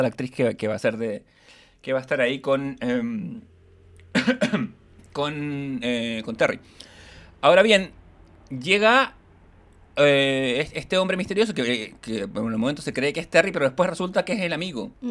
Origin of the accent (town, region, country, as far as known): Ñuñoa, Santiago Metropolitan Region, Chile; also born or lived in Providencia